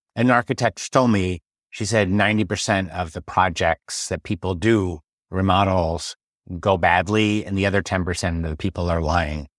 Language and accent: English; San Francisco, California, United States; now in Paris, France; I'm from San Francisco